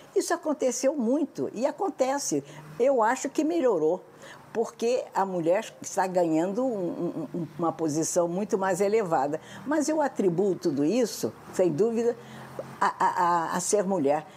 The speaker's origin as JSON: {"language": "Portuguese", "country": "Brazil"}